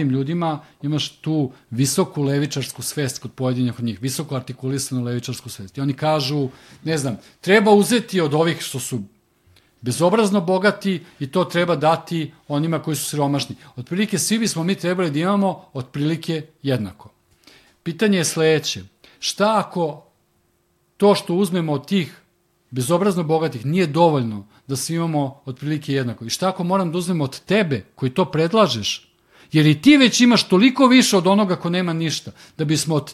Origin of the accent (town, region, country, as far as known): Serbia